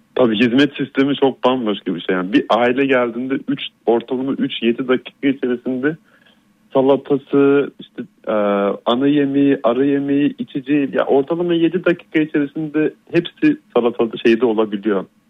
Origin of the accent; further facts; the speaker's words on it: Istanbul, Turkey; moved away as an adult; now in Sofia, Bulgaria; İstanbul'da büyüdüm